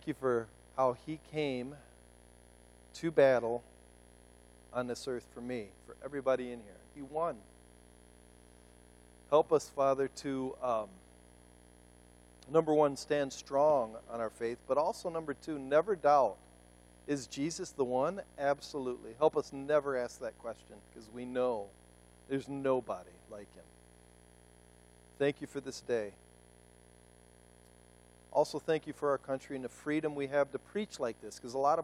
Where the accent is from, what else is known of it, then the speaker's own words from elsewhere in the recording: United States; I'm an American